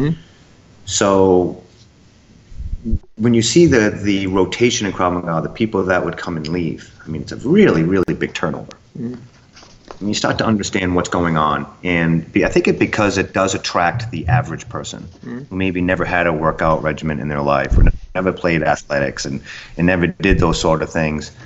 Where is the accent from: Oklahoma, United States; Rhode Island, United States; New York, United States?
Rhode Island, United States; moved away; I'm from Rhode Island originally.